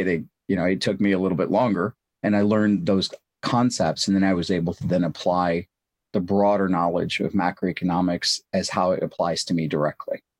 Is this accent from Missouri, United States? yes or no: yes; St. Louis, Missouri, United States; born or raised there; also born or lived in India